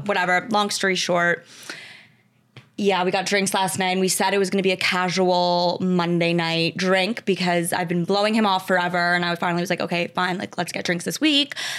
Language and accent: English; Westchester, New York, United States; Grew up in Westchester, New York.